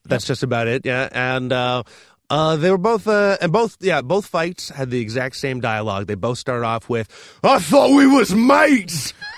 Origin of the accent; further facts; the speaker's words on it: Toronto, Ontario, Canada; I'm from Toronto